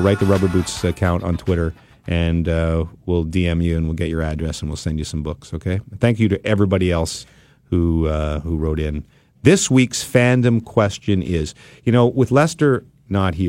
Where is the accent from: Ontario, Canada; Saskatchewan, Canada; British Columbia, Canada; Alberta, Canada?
Ontario, Canada; Ottawa; I was from Blackburn Hamlet, right next door to each other